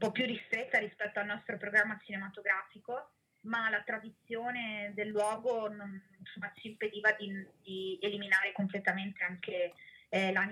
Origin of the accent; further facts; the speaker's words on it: Rovigo, Veneto, Italy; io che sono di Rovigo ma non abitavo più in città da 15 anni